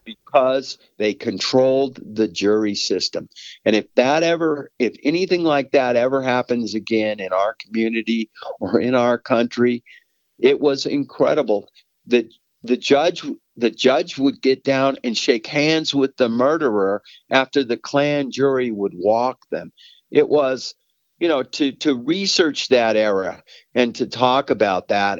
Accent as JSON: {"language": "English", "town": "Denver", "region": "Colorado", "country": "United States", "tie": "born or raised there", "said": "I grew up in Southwest Denver."}